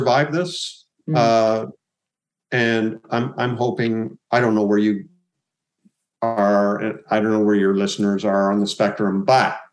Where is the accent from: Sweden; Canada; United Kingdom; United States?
Canada; being Canadian, you know, I live in a beautiful country